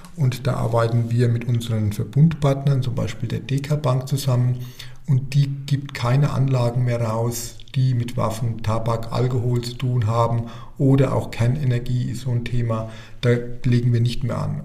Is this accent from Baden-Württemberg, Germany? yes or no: no; Stetten, Bavaria, Germany; also born or lived in Ostheim vor der Rhön; Also ich bin ein Röner Kind, äh, geboren in der Rhön, arbeite in der Rhön und bin eigentlich mein ganzes Leben in der Rhön geblieben. Aufgewachsen bin ich in Stetten